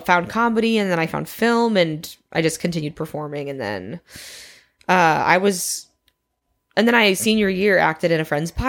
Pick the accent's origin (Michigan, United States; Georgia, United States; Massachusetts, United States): Michigan, United States; I'm from Michigan. I grew up doing theater since I was like six.